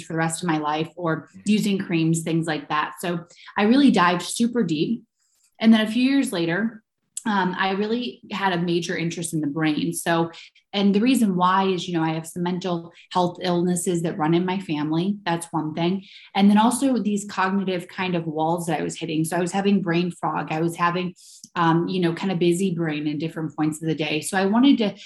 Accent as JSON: {"language": "English", "region": "Ohio", "country": "United States", "tie": "born or raised there", "moved": "yes", "lives_now": "New York, United States", "said": "I was born in Ohio and I'm now based in New York."}